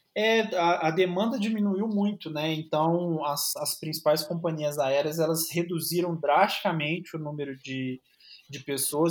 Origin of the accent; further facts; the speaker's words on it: Minas Gerais, Brazil; eu ser mineiro